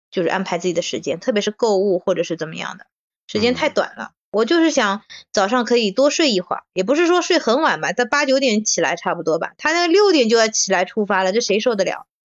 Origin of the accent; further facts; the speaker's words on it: Shanghai, China; 作为一个上海人，这是很不应该的